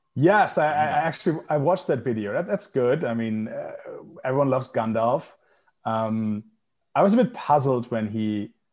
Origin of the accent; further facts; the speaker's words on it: Germany; Germany, my home country